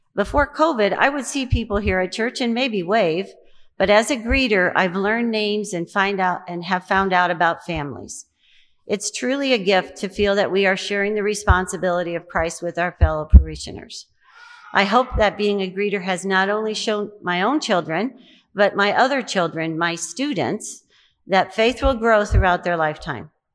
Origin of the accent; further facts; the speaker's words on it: Quincy, Illinois, United States; My faith journey began many years ago in my hometown of Quincy, Illinois